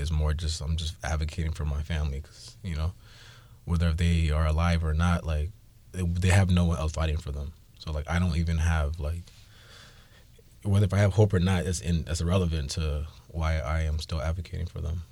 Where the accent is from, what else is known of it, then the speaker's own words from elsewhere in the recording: Seattle, Washington, United States; I was born in Seattle